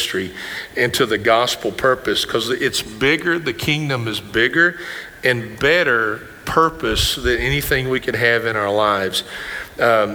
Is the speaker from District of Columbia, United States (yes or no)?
no; Greene County, Kentucky, United States; I grew up with in Greene County